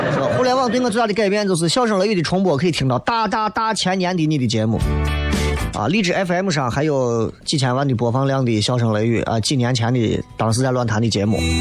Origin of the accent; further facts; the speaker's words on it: China; 咱是中国人